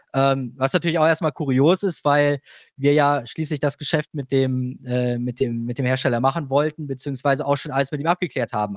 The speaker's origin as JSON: {"language": "German", "country": "Germany", "said": "als Europäer, als Deutscher"}